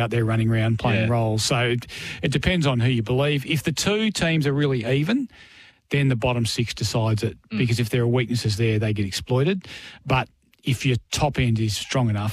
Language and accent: English; Darkan, Western Australia, Australia; I come from Darkin